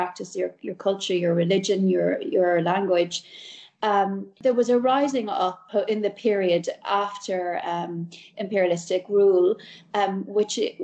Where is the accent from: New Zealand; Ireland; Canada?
Ireland; as an Irish woman